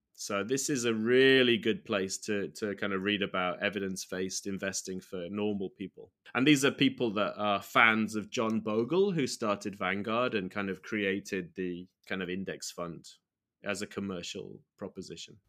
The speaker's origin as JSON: {"language": "English", "country": "United Kingdom", "moved": "as an adult", "lives_now": "Sendai, Japan", "said": "As a U K citizen"}